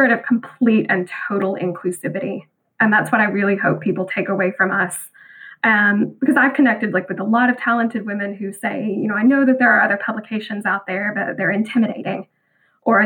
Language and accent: English; Bible Belt of the Southern United States, United States; growing up in the Bible Belt of Southern America